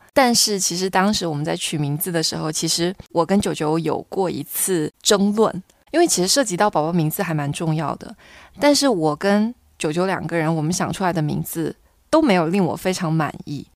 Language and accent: Chinese; Fujian, China; 作为闽南人来讲